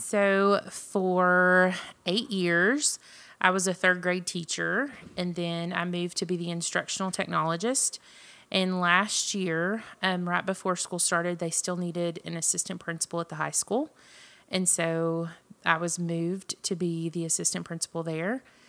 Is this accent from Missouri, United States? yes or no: no; Jasper, Texas, United States; also born or lived in Marshall, Texas; I was born in Jasper, Texas, which is Southeast Texas. Um, grew up there, graduated from high school there